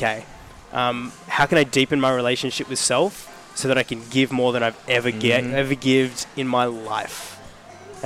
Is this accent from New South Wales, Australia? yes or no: yes; Sydney, New South Wales, Australia; moved away as an adult; now in Melbourne, Australia; I'm actually originally from Sydney